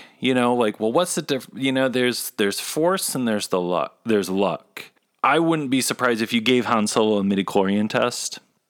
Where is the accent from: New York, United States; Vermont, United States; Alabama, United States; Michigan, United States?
Michigan, United States; Grand Rapids; I grew up in Grand Rapids, Michigan, and you guys are my peeps.